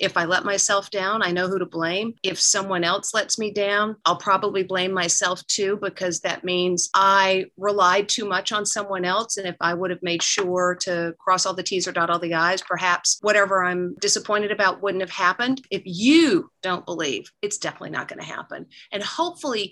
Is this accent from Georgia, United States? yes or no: yes; Georgia, United States; I represented my home state of Georgia in the America's Junior Miss Contest